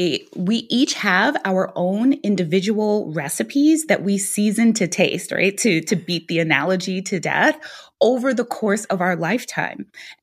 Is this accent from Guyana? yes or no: yes; Guyana; now in United States; my parents, when they talked to me there, we were immigrants. We came from Guyana. Neither one of my parents graduated from high school.